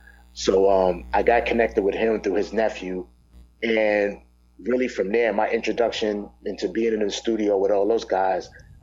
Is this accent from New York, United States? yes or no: yes; New York City, New York, United States; moved away as an adult; now in Atlanta, United States; I'm born and raised in Brooklyn, Brooklyn, New York. I now reside in Atlanta, but I've only been here for a past year and a half, so I still have the New York influence, musically, attitude-wise, all those things.